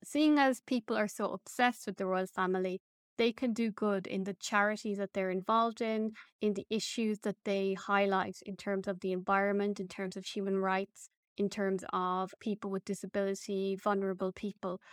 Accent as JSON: {"language": "English", "country": "Ireland", "said": "As an Irish person"}